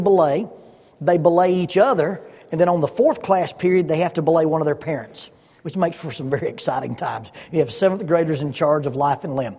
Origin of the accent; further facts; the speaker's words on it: Oxford, Alabama, United States; moved away as an adult; also born or lived in Huntsville, Alabama / Salem, Arkansas; In my house where we grew up in Oxford, Alabama